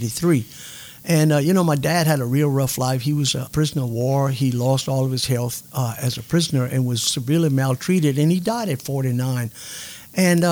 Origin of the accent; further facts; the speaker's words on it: Sunset, Louisiana, United States; I grew up in Sunset